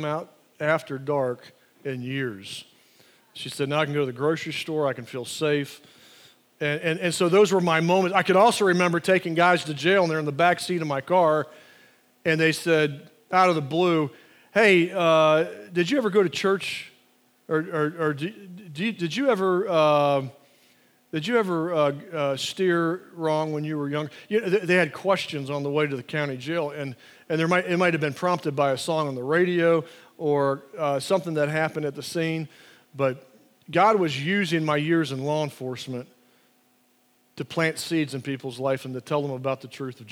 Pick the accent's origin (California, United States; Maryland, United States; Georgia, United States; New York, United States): Georgia, United States; Atlanta; growing up in Atlanta